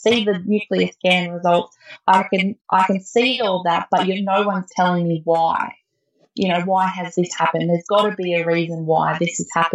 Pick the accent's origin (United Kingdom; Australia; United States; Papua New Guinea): Australia; Lithgow, New South Wales; now in Gunnedah, Australia; I grew up in Lithgow, which is in the Blue Mountains, and that's where all my family is down there